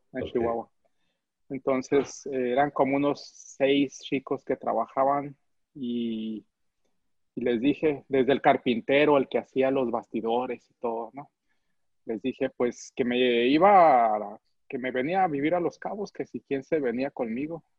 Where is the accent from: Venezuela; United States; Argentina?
United States; moved away as an adult; also born or lived in Cuauhtémoc, Chihuahua, Mexico; now in Mexico; ya había tenido también estudios de, arte en Estados Unidos, que es donde me crié